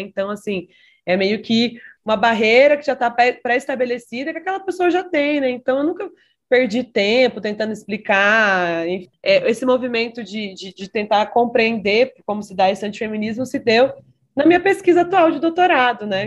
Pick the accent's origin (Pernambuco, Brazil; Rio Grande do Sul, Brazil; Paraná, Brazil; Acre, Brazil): Paraná, Brazil; Maringá; do Conselho da Mulher da cidade de Maringá, onde eu nasci